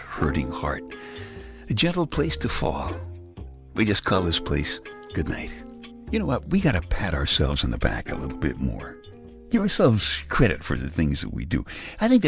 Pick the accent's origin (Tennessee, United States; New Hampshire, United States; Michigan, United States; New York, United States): New York, United States; New York City; moved away; I'm from Brooklyn. Who has a lawn tractor in Brooklyn, you know? All the guys around here have lawn tractors